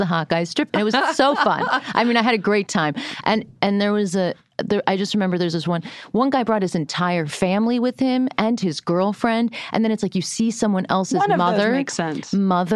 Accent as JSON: {"language": "English", "region": "South Florida", "country": "United States", "tie": "born or raised there", "said": "growing up in South Florida"}